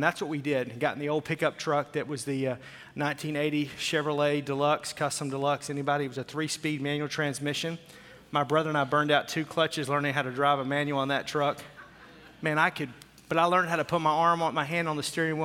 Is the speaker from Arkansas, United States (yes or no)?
yes; Fort Smith, Arkansas, United States; I grew up about 30, 40 minutes or miles south of there in a town called Fort Smith